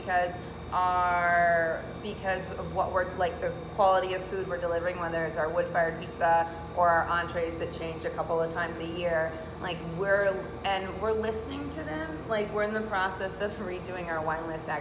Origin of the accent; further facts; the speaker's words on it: Northern Michigan, United States; now in Manistee, United States; growing up in Northern Michigan